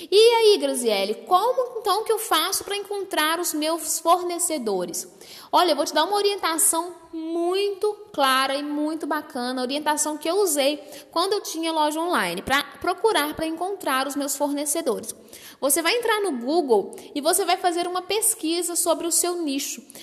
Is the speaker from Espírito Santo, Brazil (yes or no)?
no; Minas Gerais, Brazil; Eu, por exemplo, sou aqui de Minas Gerais.